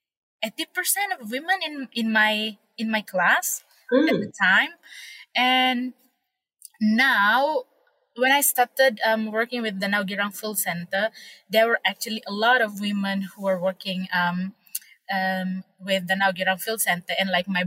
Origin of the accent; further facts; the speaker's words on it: Malaysia; I am from Borneo and I am a local